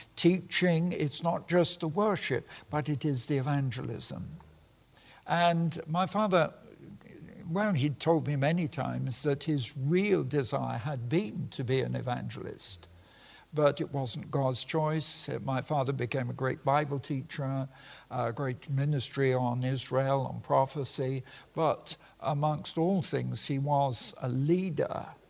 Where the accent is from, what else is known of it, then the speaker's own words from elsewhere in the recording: United Kingdom; I'm British and proud of it.